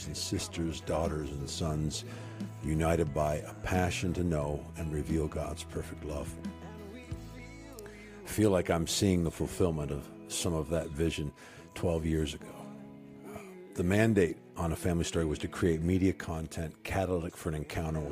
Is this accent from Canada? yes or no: yes; Canada; moved away as an adult; also born or lived in Jackson, Mississippi; I'm a Canadian kid